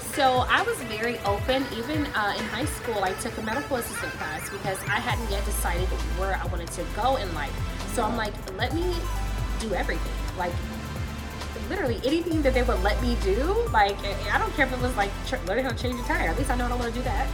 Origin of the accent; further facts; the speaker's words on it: California, United States; now in Atlanta, United States; We're from California